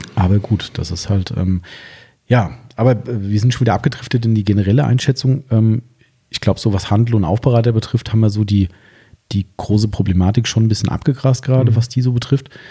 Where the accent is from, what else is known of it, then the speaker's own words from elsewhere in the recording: Hesse, Germany; bei uns in Hessen